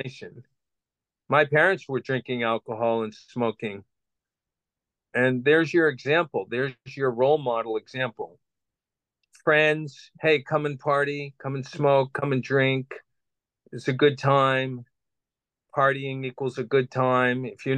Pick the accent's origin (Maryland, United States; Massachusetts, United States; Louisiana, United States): Massachusetts, United States; Boston; I grew up in Boston, Massachusetts, on the outskirts of that city